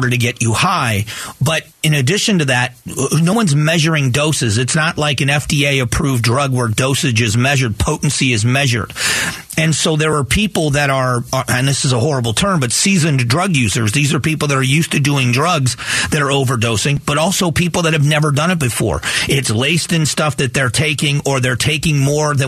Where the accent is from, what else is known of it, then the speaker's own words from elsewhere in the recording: Gulf of Mexico, Gulf Coast, United States; I grew up on the Gulf of Mexico